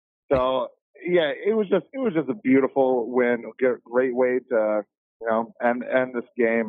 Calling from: Grand Rapids, Michigan, United States; I'm from Grand Rapids, Michigan.

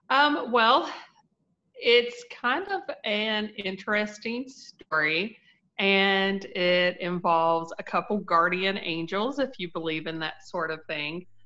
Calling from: Winfield, West Virginia, United States; It's West Virginia, Winfield, West Virginia.

